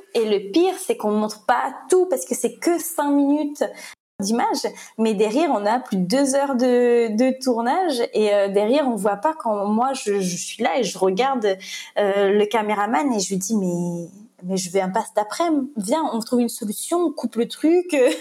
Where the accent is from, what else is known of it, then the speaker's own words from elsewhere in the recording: Le Tampon, Réunion; moved away; moi j'ai grandi au Trois-Mars, au Tampon